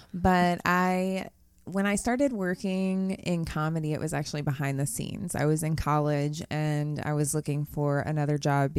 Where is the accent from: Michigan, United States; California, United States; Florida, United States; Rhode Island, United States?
Florida, United States; Tampa; moved away as an adult; also born or lived in Long Island, New York; now in East Tennessee, United States; Oh, man. I grew up in Tampa, Florida. My family moved there from Long Island, New York.